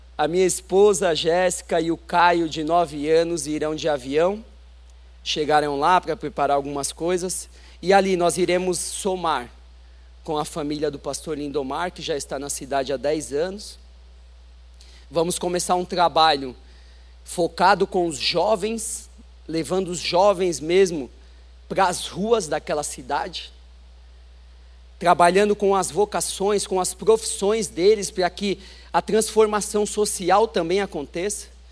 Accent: São Paulo, Brazil; nasci em São Paulo, mas sou filho de um cearense com uma paraibana.

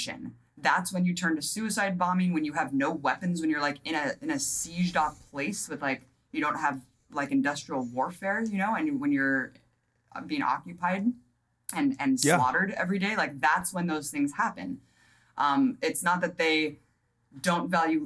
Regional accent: United States; I'm an American citizen

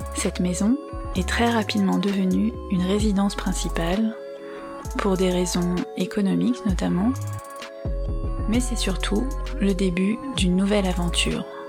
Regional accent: Paris, Île-de-France, France; moved away; On est parisien

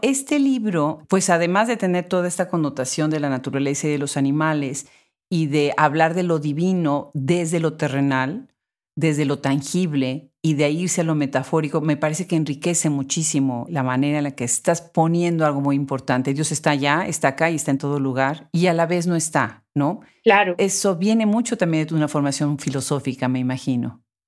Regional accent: Puebla, Mexico; also born or lived in Austin, Texas; Puebla, la ciudad de donde soy

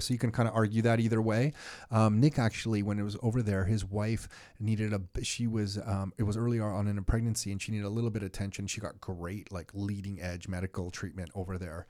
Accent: Canada; I'm so proud to be Canadian

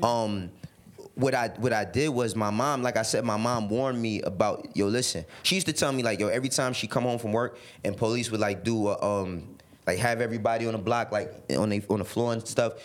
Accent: New York City, New York, United States; also born or lived in Harlem, New York City; I, I, was born and raised in the Bronx, but I moved to Harlem when I was twelve

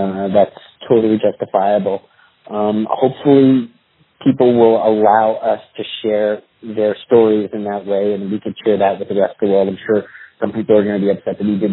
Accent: New York, United States; moved away; I'm from New York, where it's also a melting pot.

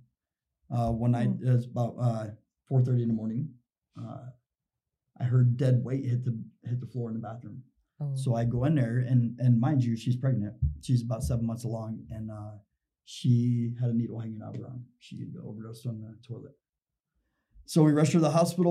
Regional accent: Indiana, United States; moved away as an adult; now in Utah, United States; I come from Indiana. I had two kids in Indiana

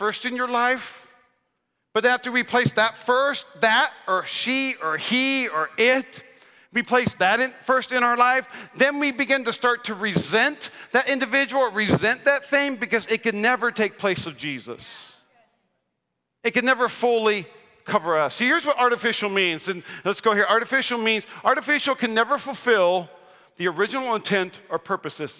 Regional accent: North Dakota, United States; moved away; I'm from North Dakota

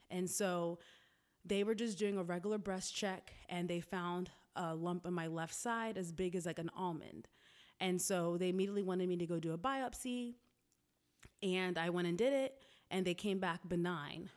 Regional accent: Tallahassee, Florida, United States; moved away as an adult; also born or lived in Boston; now in Atlanta, United States; I was born in Boston, raised in Florida, Tallahassee to be exact.

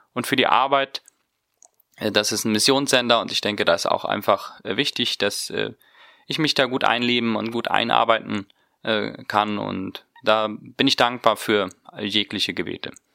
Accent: Neuland, Boquerón, Paraguay; moved away as an adult; gehe dann wieder zurück in meine Heimat nach Paraguay. Ich komme aus der Mennonitenkolonie Neuland

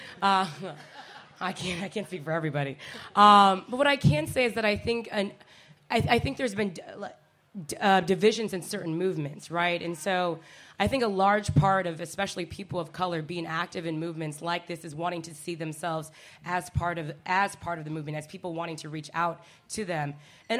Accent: Seattle, Washington, United States; moved away as an adult; I'm born and raised in Seattle, Washington. I came back a year and a half ago to the hometown after a leave of 16 years

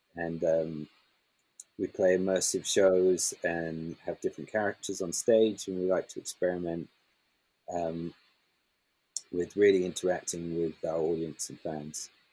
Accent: Highlands of Scotland, United Kingdom; I grew up in the Highlands of Scotland

